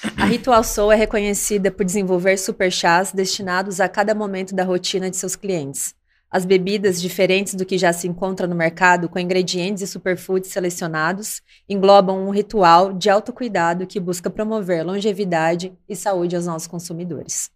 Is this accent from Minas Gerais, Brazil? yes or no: no; Cuiabá, Mato Grosso, Brazil; Eu sou de Cuiabá, Mato Grosso